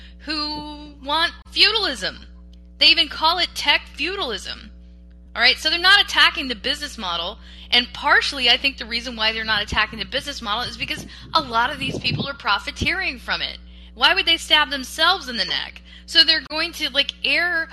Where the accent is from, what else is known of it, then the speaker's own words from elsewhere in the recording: United States; I'm an American, so I'm gonna speak like an American